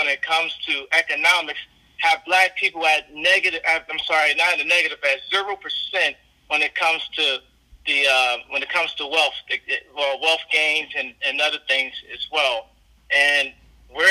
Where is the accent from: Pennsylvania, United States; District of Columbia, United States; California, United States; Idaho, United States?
District of Columbia, United States; Washington; also born or lived in San Diego; now in Los Angeles, United States; I'm from Washington, D.C., by way of San Diego, and I do live in Los Angeles right now, currently.